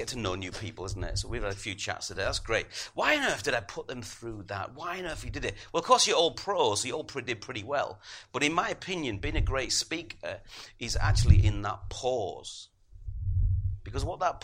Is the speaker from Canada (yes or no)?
no; Middlesbrough, North East England, United Kingdom; moved away; I'm originally from Middlesbrough